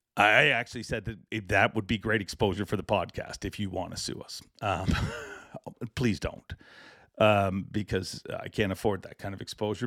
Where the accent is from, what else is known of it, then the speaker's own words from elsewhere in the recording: Canada; I am too Canadian